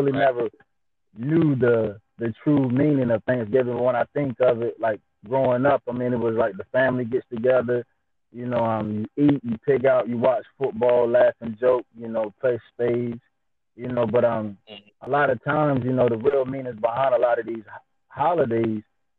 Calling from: Princess Anne, Maryland, United States; I'm calling in from Princess Anne, Maryland. A lot of people don't know where that is, but it's a small town in Maryland.

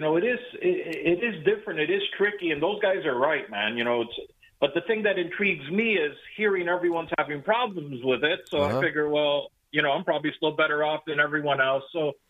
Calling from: Hallandale Beach, Florida, United States; I am in what is a cold Hallandale Beach, Florida for me this morning.

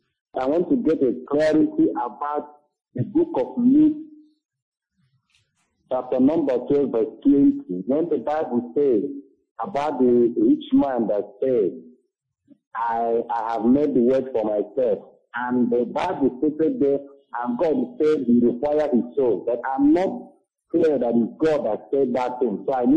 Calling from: Spain; I'm calling from Spain.

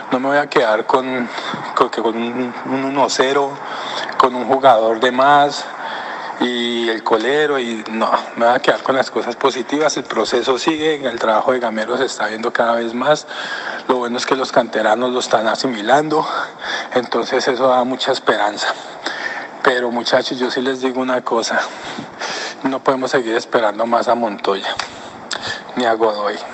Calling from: Canada; abrazos de Canadá.

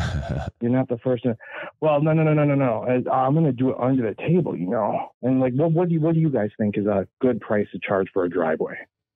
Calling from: Shawano, Wisconsin, United States; I'm calling from Wisconsin, Shawano, Wisconsin.

